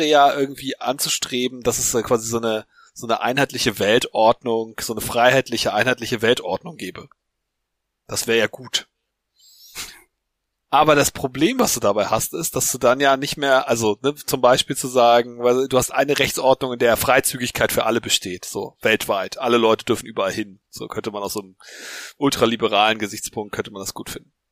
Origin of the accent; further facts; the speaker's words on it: Hamburg, Germany; Wir, wir sind ja Hamburger.